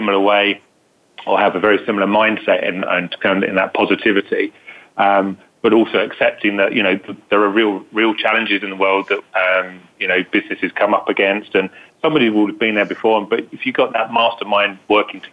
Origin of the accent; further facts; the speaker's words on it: United Kingdom; accent: British; UK, as you can hear from my authentic British accent